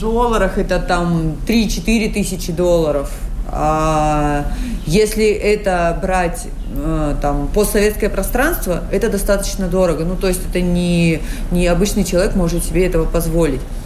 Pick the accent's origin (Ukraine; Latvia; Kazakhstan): Kazakhstan; moved away as an adult; now in Dominican Republic; я сама из Казахстана. А, живу в Доминикане уже больше 9 лет